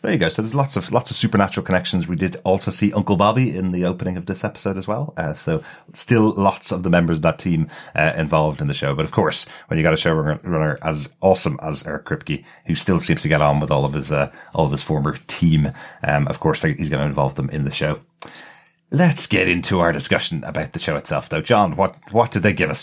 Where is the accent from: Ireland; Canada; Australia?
Ireland; Dublin, Leinster; accent: Dublin; my Dublin accent